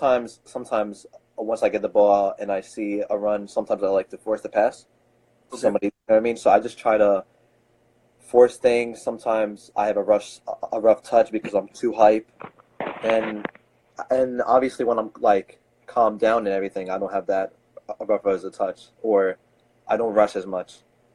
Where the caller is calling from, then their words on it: Philadelphia, Pennsylvania, United States; I'm calling from Philadelphia.